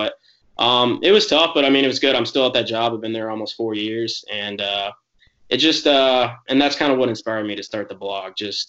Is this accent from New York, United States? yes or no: no; Jacksonville, North Carolina, United States; also born or lived in Virginia; I'm from Jacksonville, North Carolina. I grew up a Marine kid. And so I was born near the military base there, but grew up bouncing between there and Virginia.